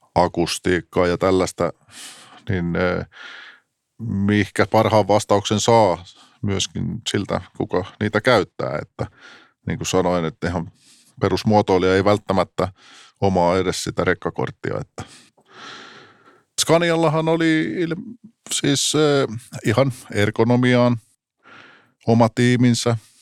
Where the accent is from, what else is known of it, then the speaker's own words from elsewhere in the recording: Tampere, Pirkanmaa, Finland; olen tamperelainen, syntynyt Pispalassa, sitten nuoruuden viettänyt tietysti legendaarisessa Tesomassa